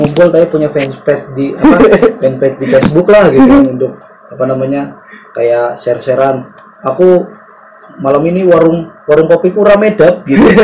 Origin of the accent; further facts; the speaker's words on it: Subang, West Java, Indonesia; moved away; di masyarakat gue tuh di kampung gue di Subang sana